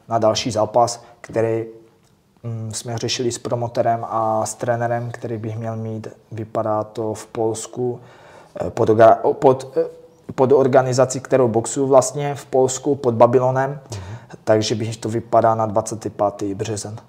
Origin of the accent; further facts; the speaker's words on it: Czechia; jsem první Čech